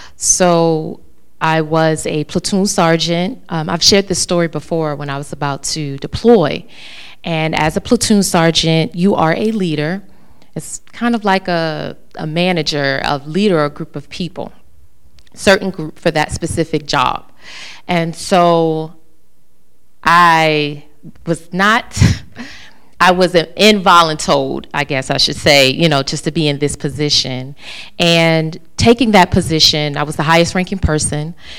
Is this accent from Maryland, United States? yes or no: yes; Maryland, United States; moved away as an adult; now in North Carolina, United States; I'm originally from Maryland, coming to North Carolina